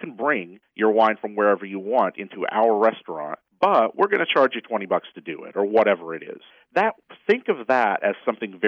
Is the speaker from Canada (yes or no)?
no; Tennessee, United States; moved away; I'm from Tennessee, or at least I grew up there. I haven't been back in a while